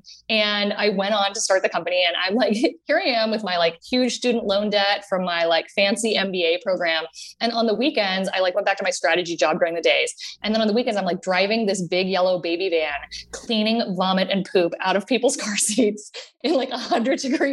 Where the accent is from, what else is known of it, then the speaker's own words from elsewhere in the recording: Austin, Texas, United States; grew up in Austin, Texas, and my parents bought the miniature train in Zilker Park